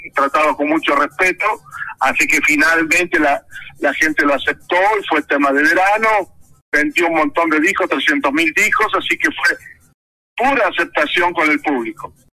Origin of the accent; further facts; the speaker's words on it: Villa Ángela, Chaco, Argentina; allá en mi Chaco natal